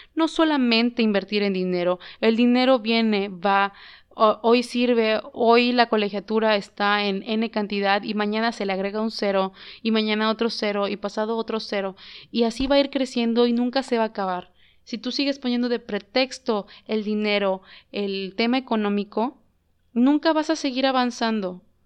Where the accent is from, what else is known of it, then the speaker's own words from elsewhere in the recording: Mexico; como mexicanos, como país, como México